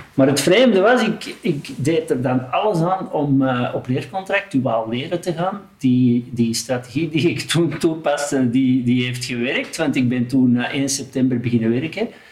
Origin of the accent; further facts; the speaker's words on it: 's-Gravenwezel, Flanders, Belgium; Geboren in Schaafwezel en ondertussen woon ik na vierenvijftig jaar nog steeds in Schaafwezel